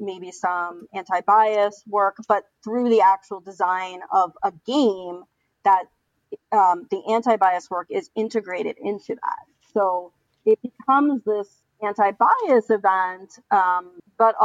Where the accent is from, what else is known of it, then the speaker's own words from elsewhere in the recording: Stony Brook, New York, United States; I grew up on Long Island, which is in New York State.